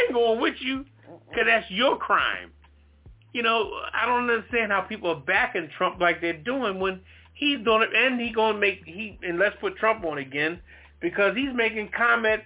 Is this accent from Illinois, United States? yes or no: no; Trenton, New Jersey, United States; I was raised in Trenton, New Jersey, mostly